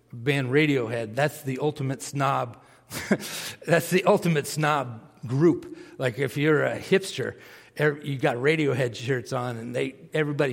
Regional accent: Massachusetts, United States; I grew up in Massachusetts.

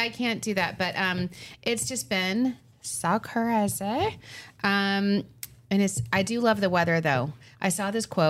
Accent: Long Island, New York, United States; We're from Long Island, so we say, how you doing? How you doing?

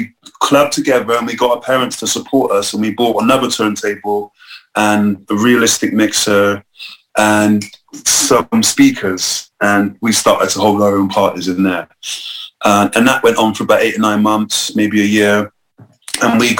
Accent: Bristol, South West England, United Kingdom; I grew up in Northwest, so there wasn't much sort of anything going on there in a way of culture

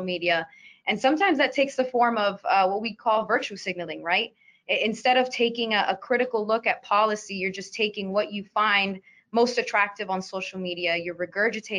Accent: Miami, Florida, United States; I'm from Miami, and Cuba is a very big part of our culture

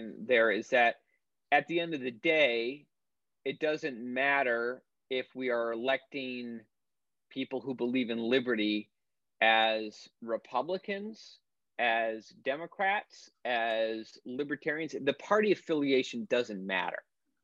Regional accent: Maine, United States; moved away; moved to my back to my home state of Maine, where my family's been for generations

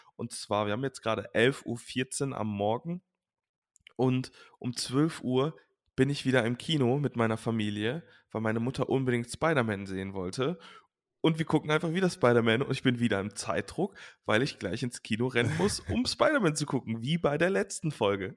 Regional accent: Leverkusen, North Rhine-Westphalia, Germany; also born or lived in Langenfeld-Reusrath; wir sind halt in Leverkusen-Opladen groß geworden

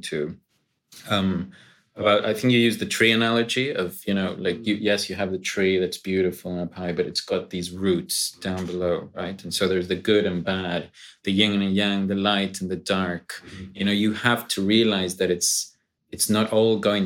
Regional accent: Mexico; I'm from Mexico. It's very much a macho society.

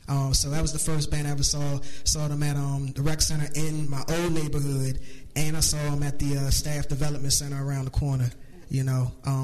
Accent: outside D.C., Maryland, United States; I didn't grow up in the city like a lot of people. I grew up right outside the city

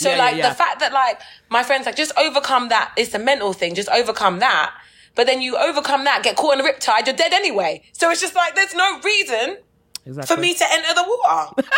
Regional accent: England, United Kingdom; I'm like, where would I swim? I'm from England.

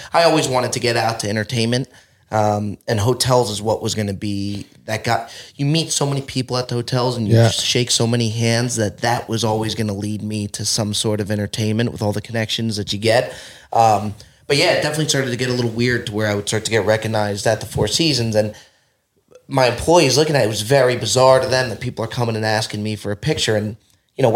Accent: New Jersey, United States; moved away as an adult; now in Los Angeles, United States; I was born and raised in Jersey

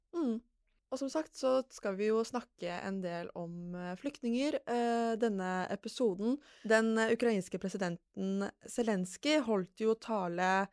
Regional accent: Lørenskog, Akershus, Norway; Jeg er jo fra Lørenskog, eh, egentlig

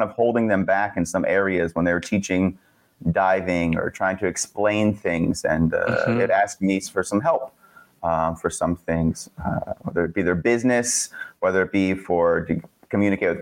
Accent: Pennsylvania, United States; moved away as an adult; also born or lived in Pohang, South Korea; I'm from Pennsylvania originally

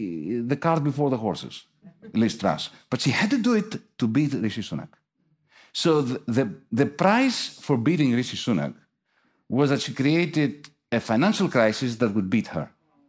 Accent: Athens, Attica, Greece; I come from Athens.

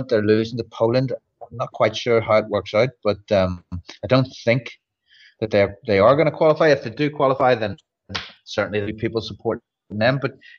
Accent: Northern Ireland, United Kingdom

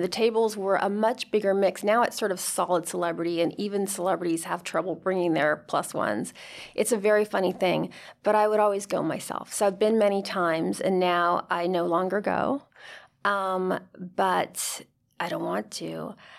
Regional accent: United States; my mother's from Spain. My, she married an American. I'm as American as can be

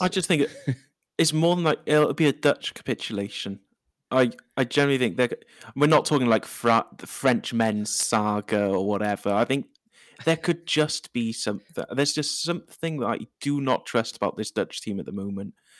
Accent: Wales, United Kingdom; now in Cardiff, United Kingdom; I am a Welsh person

